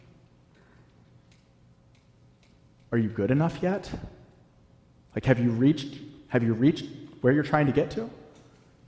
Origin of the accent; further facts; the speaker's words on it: Virginia, United States; moved away as an adult; also born or lived in North Carolina / the South; now in New England, United States; I grew up in Virginia, and then I lived in North Carolina for almost a decade, and we moved up here